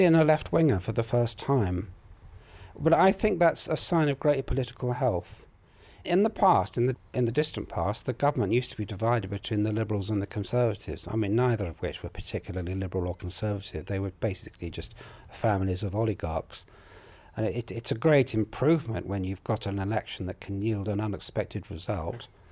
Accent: United Kingdom; also born or lived in Colombia / Manchester

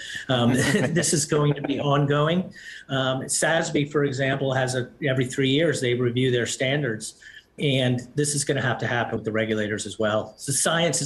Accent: United States; as an American

